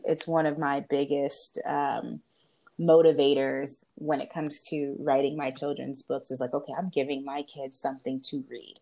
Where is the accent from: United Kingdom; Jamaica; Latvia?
Jamaica; I'm Jamaican